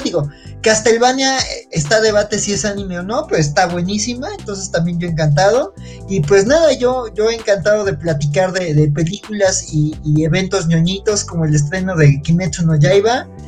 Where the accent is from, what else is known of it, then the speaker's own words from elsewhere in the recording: Mexico City, Mexico; Yo que soy de la Ciudad de México